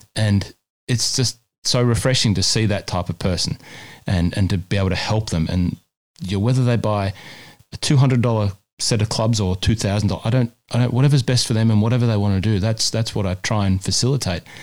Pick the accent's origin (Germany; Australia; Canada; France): Australia; New South Wales; now in Melbourne, Australia; my home state of New South Wales